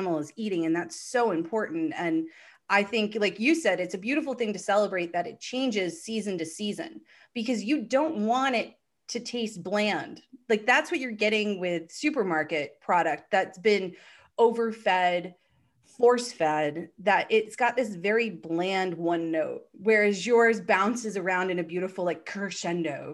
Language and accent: English; Southern New Hampshire, United States; now in Massachusetts, United States; I live in Mass, lived here for a long time. I grew up in Southern New Hampshire.